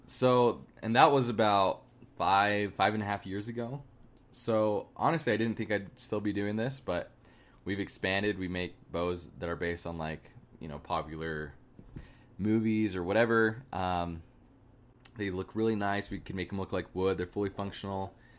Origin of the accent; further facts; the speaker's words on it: Arizona, United States; I'm from Arizona.